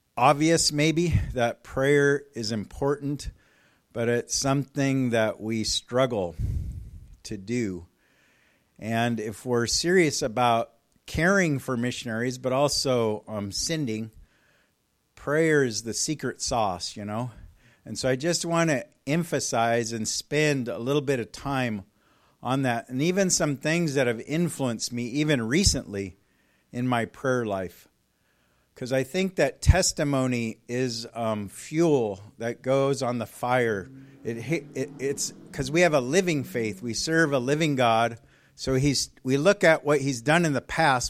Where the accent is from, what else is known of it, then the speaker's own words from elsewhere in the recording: California, United States; moved away as an adult; also born or lived in Colorado Springs; I'm from California